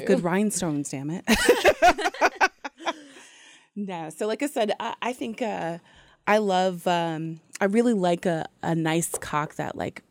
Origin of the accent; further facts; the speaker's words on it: Ohio, United States; also born or lived in Long Beach, California; now in Atlanta, United States; I'm from Ohio, originally.